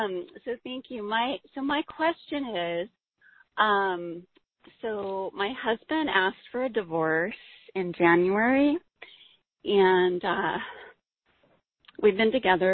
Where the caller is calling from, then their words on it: San Diego, California, United States; I'm calling from San Diego.